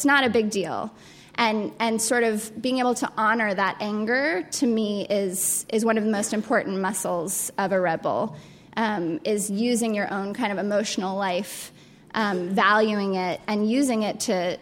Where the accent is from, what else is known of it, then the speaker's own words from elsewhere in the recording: Colorado Springs, Colorado, United States; I grew up in Colorado Springs, Colorado, which is a really religiously conservative town